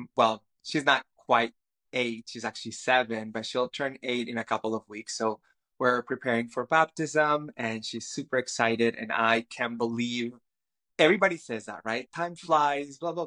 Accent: Cali, Valle del Cauca, Colombia; first language Spanish; English is a second language; moved away as an adult; also born or lived in Toronto, Canada; now in British Columbia, Canada; I grew up in Cali, Colombia, in South America, and I speak Spanish. Spanish is my first language. And I moved to Canada in 2008

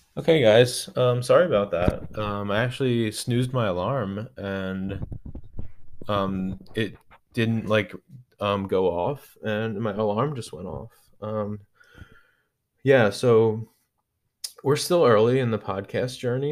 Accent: Philadelphia, Pennsylvania, United States; I'm from Philly

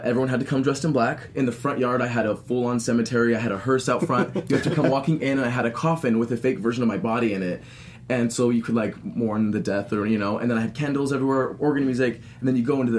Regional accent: Utah, United States; I'm from Utah

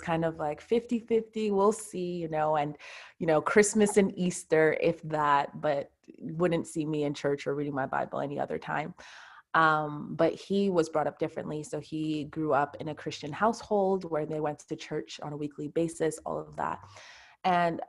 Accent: Montreal, Quebec, Canada; I'm from Montreal, Canada. So that's where I live.

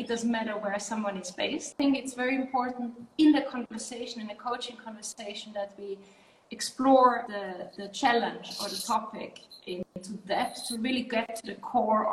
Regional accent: Netherlands; I'm originally from the Netherlands

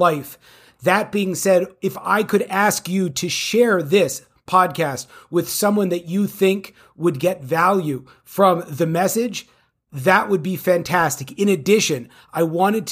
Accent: California, United States; I'm from California

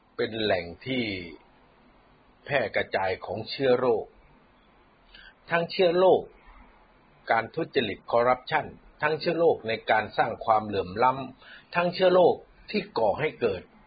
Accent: Thailand; เราคนไทย

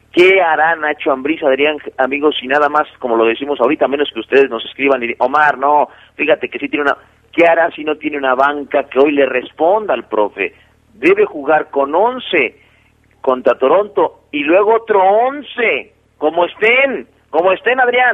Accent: Mexico City, Mexico; now in León, Mexico; yo soy del del DF. Evidentemente en el DF se escucha mucho la cumbia

